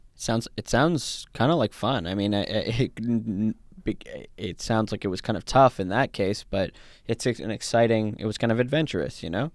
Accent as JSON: {"language": "English", "country": "Canada", "tie": "born or raised there", "also_born_or_lived": "South Africa", "said": "my parents are from South Africa, and I was born in South Africa, and I came to Canada, uh, when I was, when I was a kid"}